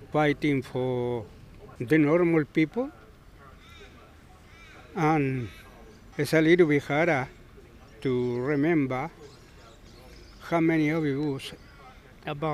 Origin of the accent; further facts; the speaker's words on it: Rancagua, O'Higgins, Chile; English is a second language; moved away as an adult; now in Australia; I come from Chile, in a city called Rancagua. It's around 100 kilometers south Santiago in Chile